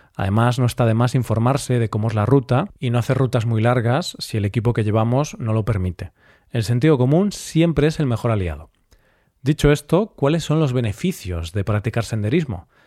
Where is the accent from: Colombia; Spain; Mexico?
Spain; Galicia; mi tierra